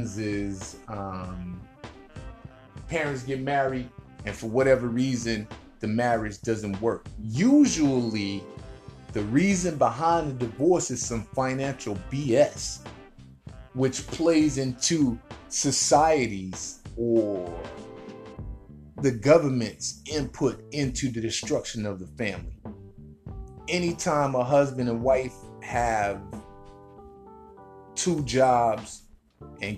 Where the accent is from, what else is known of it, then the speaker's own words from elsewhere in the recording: United States; I'm an American. I live in America